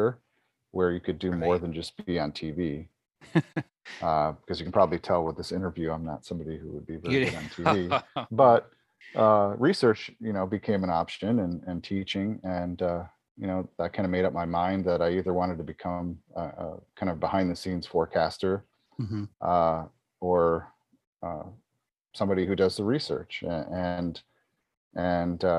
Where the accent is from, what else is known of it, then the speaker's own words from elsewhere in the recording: Buffalo, New York, United States; I grew up outside of Buffalo, New York, a place which is kind of infamous for its severe snowstorms that happen